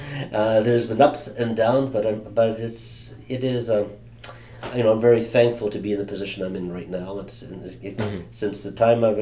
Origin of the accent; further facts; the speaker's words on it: Canada; also born or lived in Germany; Now, I was raised up in a Canadian military home, so I was born in Germany. My dad was in the Air Force. I lived across Canada